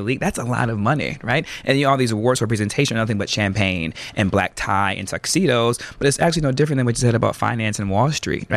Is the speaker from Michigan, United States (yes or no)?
yes; Lansing, Michigan, United States; I'm from Lansing, Michigan originally